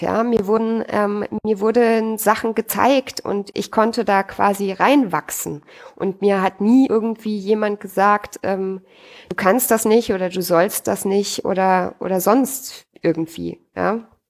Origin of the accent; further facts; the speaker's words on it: Austria; bei uns in Österreich